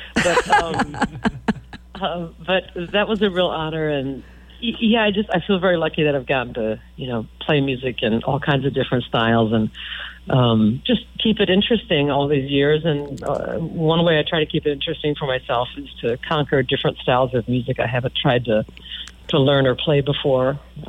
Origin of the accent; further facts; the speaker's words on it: Manchester, Iowa, United States; also born or lived in Florida; now in Chicago, United States; my hometown of Manchester, Iowa